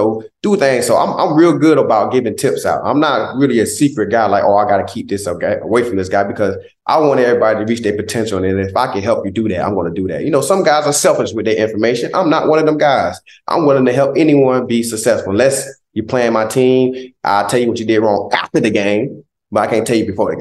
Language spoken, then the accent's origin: English; Southeast Georgia, United States; moved away; He's one of our biggest role models in Southeast Georgia.